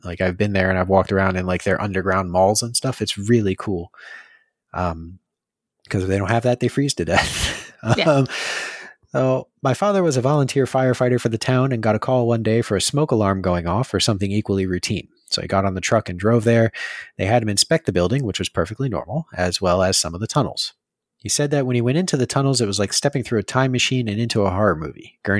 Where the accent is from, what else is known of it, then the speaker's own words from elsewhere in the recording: Marlboro, New Jersey, United States; So I grew up in Marlborough in the mystical realm of central New Jersey.